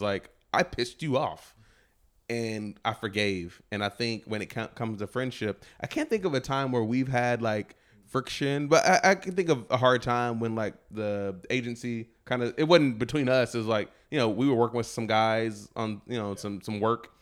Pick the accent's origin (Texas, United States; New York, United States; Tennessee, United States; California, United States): Texas, United States; I grew up in Texas